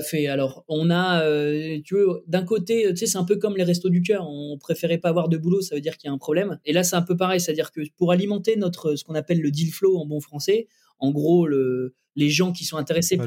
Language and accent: French; Lille, Hauts-de-France, France; also born or lived in Roubaix; je suis un petit gars qui a grandi entre Lille et Roubaix